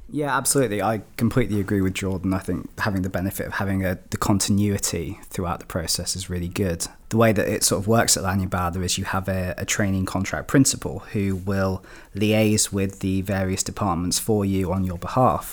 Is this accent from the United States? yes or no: no; Shropshire, West Midlands, United Kingdom; I'm from Shropshire, my family's in Shropshire